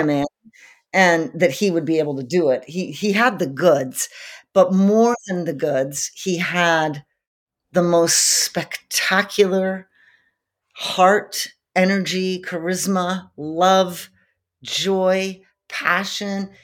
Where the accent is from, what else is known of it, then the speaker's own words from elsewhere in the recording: Montreal, Quebec, Canada; I grew up in Montreal, Canada